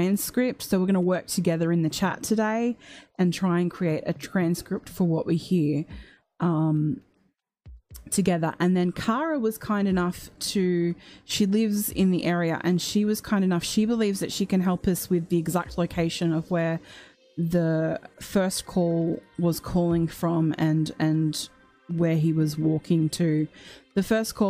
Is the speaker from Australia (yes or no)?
yes; Australia; I am from Australia